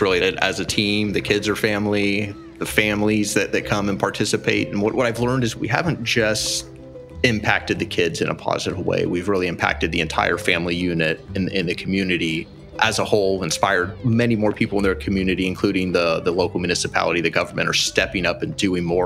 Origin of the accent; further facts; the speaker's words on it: California, United States; also born or lived in Phoenix; now in Jaco, Costa Rica; I'm from California in 2002. I moved to Phoenix.